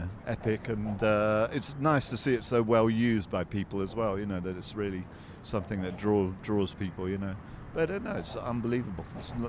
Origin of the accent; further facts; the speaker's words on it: United Kingdom; I'm from the west of the UK.